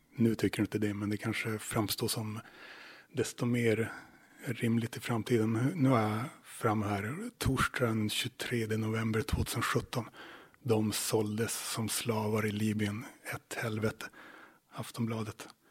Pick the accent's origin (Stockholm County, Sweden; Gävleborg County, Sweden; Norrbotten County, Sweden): Norrbotten County, Sweden; Luleå; moved away as an adult; now in Åland, Finland; där jag växte upp, till exempel i Luleå